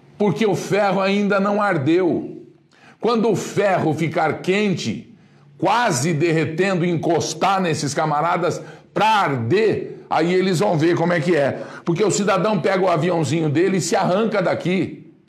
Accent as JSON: {"language": "Portuguese", "country": "Brazil", "said": "eu sou brasileiro"}